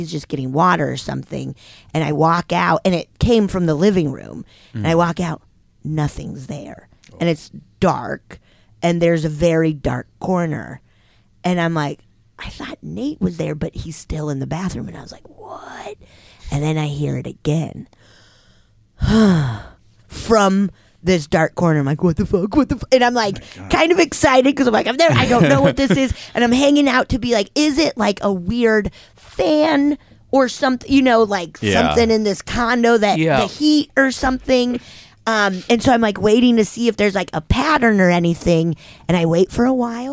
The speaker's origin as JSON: {"language": "English", "town": "Keystone", "region": "Colorado", "country": "United States", "tie": "born or raised there", "said": "I grew up around Keystone, like in Summit County"}